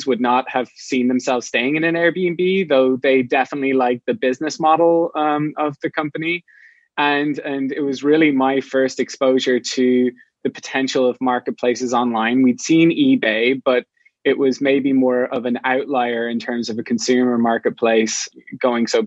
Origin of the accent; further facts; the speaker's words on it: Ireland; moved away as an adult; now in San Francisco, United States; I'm not from the US. I'm from Ireland. And about 10 years ago, I moved to San Francisco